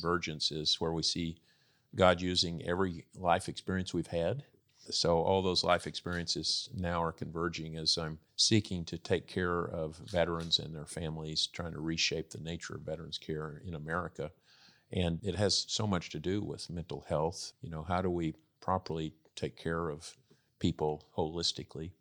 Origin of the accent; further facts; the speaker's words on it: Texas, United States; I grew up in Texas